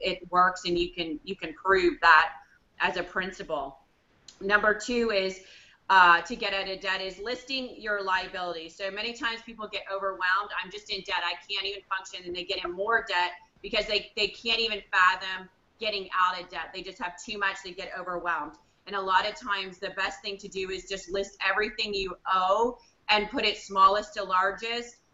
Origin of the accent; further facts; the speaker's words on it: Canada; I'm in Canada, I'm Canadian